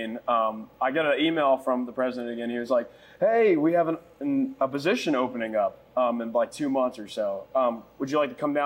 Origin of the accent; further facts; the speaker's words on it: Raleigh, North Carolina, United States; moved away as an adult; now in Myrtle Beach, United States; I'm from Raleigh, North Carolina, born and raised